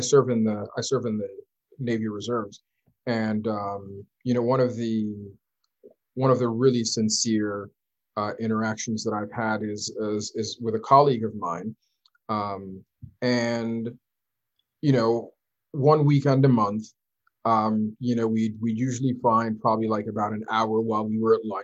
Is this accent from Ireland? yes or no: no; Nigeria; You'll find out that I'm Nigerian, because I'm always, you know, quoting Nigerian proverbs, and you'll know that I'm Muslim, you know.